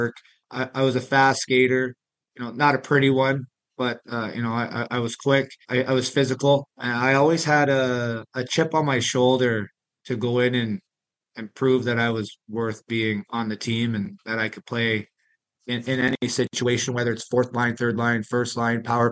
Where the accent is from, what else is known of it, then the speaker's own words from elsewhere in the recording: Dunnville, Ontario, Canada; moved away as an adult; also born or lived in Thorold; now in Aston, United States; growing up in Canada